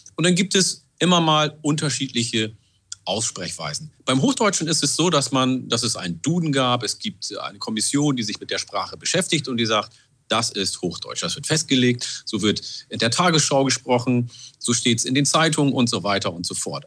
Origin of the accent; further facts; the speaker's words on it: Oromia, Ethiopia; first language Oromo; German is a second language; also born or lived in Oldenburg area, Germany; now in Germany; in meiner Muttersprache, Afan Oromo, ich bin vor 40 Jahren aus Äthiopien und habe das Oromo mitgenommen